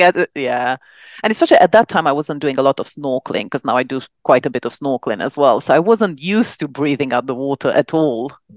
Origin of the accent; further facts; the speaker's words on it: Romania; moved away as an adult; now in London, United Kingdom; back in Romania, which is where I'm from